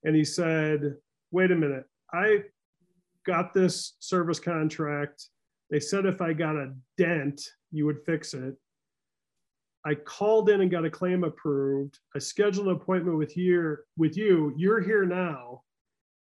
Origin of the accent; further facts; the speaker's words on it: Midwest, United States; I am a Midwesterner, born, right?